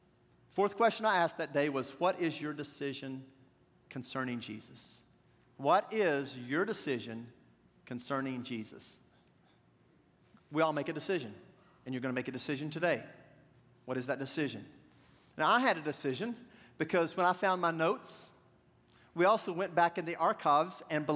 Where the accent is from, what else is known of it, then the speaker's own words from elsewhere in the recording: the South, United States; accent: southern; I have a lot more of my southern accent, too, back then.